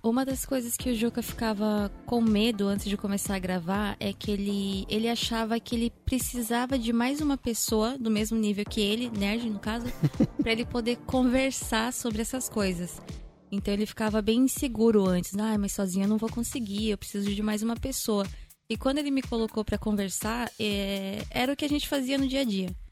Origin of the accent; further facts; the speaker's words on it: Japan; eu ter sido criada aqui no Japão, né? Tenho pai japonês